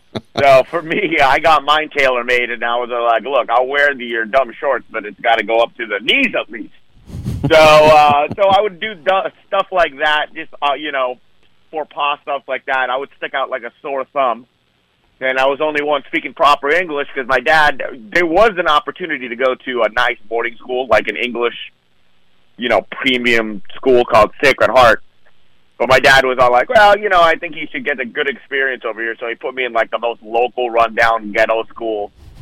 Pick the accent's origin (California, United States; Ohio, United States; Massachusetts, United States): California, United States; Fremont; moved away as an adult; also born or lived in Portland / India; now in Los Angeles, United States; it was more easier coming from India back to Fremont than it was, you know, growing up in Portland and then going to India.